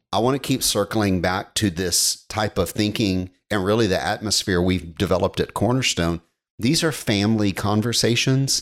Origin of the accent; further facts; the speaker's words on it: United States; being an American is ingrained into us